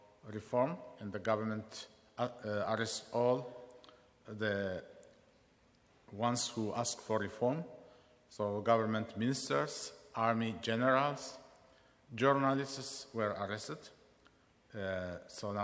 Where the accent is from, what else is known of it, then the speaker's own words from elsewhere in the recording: Eritrea; now in London, United Kingdom; I'm from Eritrea, currently living in London